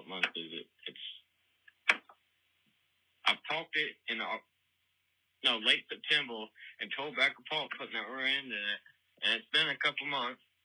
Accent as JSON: {"language": "English", "region": "North Carolina", "country": "United States", "said": "I'm from North Carolina"}